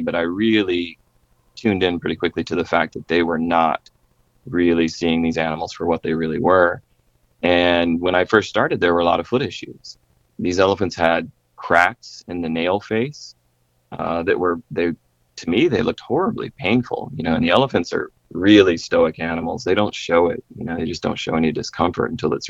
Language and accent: English; South Carolina, United States; I grew up in South Carolina